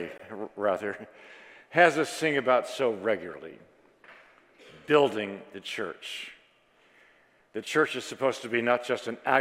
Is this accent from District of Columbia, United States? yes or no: yes; Washington, District of Columbia, United States; I was raised in Washington, D.C.